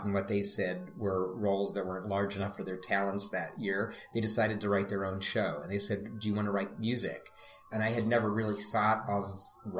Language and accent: English; Pittsburgh, Pennsylvania, United States; I grew up in Pittsburgh